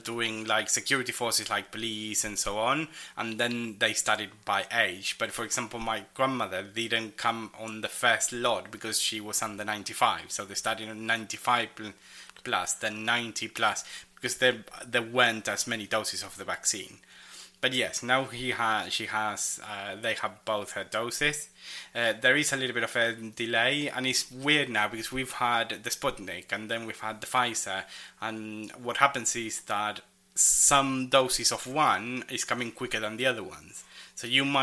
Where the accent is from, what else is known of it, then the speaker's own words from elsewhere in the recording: Argentina; now in United Kingdom; in my hometown, public services would open in the morning and commerce would open in the afternoon